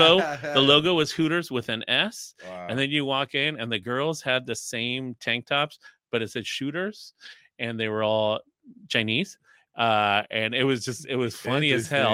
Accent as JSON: {"language": "English", "region": "Mexico City", "country": "Mexico", "tie": "born or raised there", "also_born_or_lived": "Pittsburgh / Mazatlan", "moved": "yes", "lives_now": "California, United States", "said": "growing up in Mexico, I grew up in Mexico City. I went to elementary school in Mexico City."}